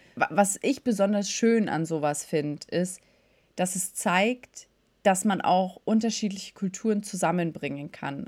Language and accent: German; Bavaria, Germany; ich komme aus Bayern und da hatten wir schulfrei am Buß- und B-Tag